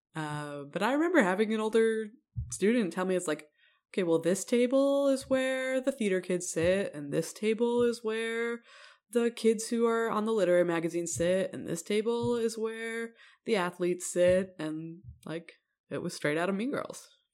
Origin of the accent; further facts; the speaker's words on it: Evanston, Illinois, United States; it was based on my hometown, uh, or set in my hometown